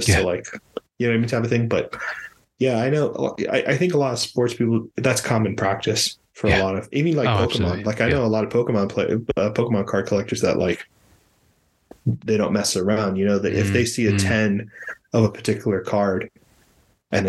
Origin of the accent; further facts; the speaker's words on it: Miami, Florida, United States; I'm from Miami